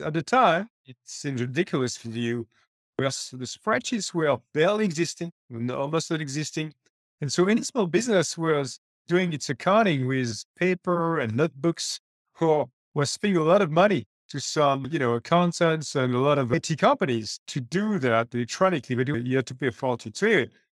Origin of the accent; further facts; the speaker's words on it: France; moved away; I used to run the Microsoft subsidiary in my home country, France